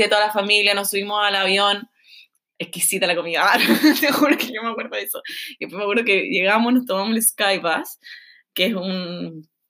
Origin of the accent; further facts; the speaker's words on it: Chile; moved away as an adult; now in Melbourne, Australia; a nosotros como chilenos